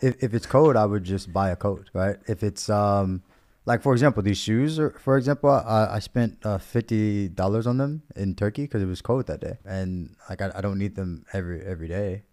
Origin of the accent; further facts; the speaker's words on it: United States; moved away; as an American